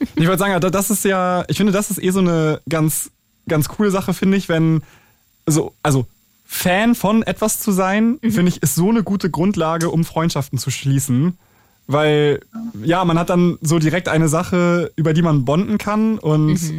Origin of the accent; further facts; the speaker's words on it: Schleswig-Holstein, Germany; ich komme ja aus Schleswig-Holstein